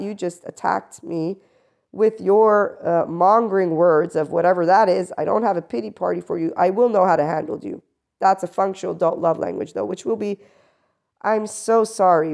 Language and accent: English; United States; I am also an American